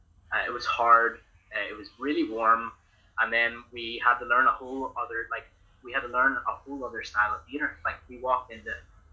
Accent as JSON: {"language": "English", "country": "Ireland", "said": "I'm from Ireland."}